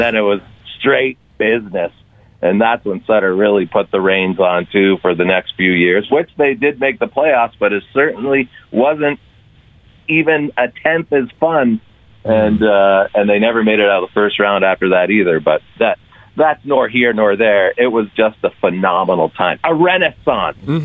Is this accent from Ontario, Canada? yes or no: yes; Stouffville, Ontario, Canada; moved away as an adult; also born or lived in Calgary, Alberta; now in Toronto, Canada; we both grew up in Ontario. I'm from Stouffville.